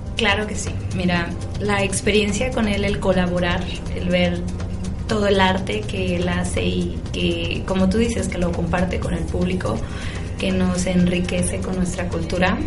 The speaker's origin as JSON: {"language": "Spanish", "country": "Mexico", "said": "como mexicanos eso nos hace falta mucho"}